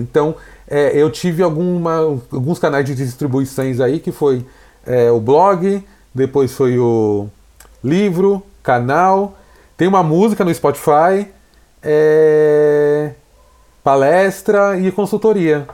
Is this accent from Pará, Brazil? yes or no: no; São Paulo, Brazil; eu nasci na Americanópolis, um bairro periférico de São Paulo. É, fiquei lá até os 20, 22 anos